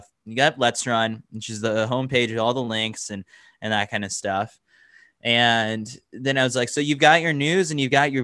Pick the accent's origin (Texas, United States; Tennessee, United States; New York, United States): New York, United States; New York City; also born or lived in Milwaukee; Born and raised in New York City, always wanted to come back.